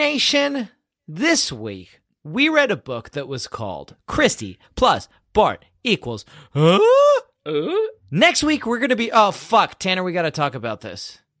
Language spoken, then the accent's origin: English; United Kingdom; I'm British.